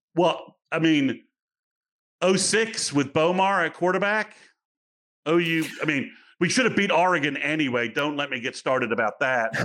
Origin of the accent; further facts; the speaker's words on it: England, United Kingdom; moved away; I'm from England